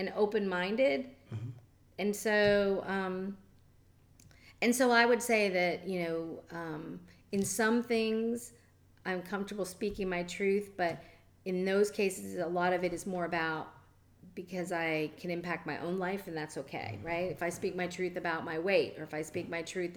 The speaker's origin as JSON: {"language": "English", "town": "Jacksonville", "region": "Florida", "country": "United States", "tie": "born or raised there", "lives_now": "Madeira Beach, United States", "said": "I grew up in Jacksonville during desegregation"}